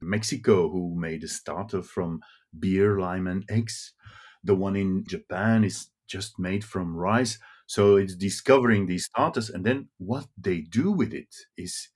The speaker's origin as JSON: {"language": "English", "town": "Brussels", "region": "Brussels-Capital Region", "country": "Belgium", "tie": "born or raised there", "first_language": "Dutch", "second_language": "English", "said": "I'm just a boy from Brussels. And in Brussels, you grow up in the streets. My both parents are Flemish speaking"}